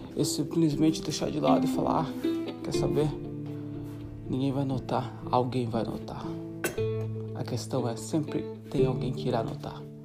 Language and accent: Portuguese; Santa Catarina, Brazil; moved away as an adult; also born or lived in Africa / South America / Europe; sou brasileiro de Santa Catarina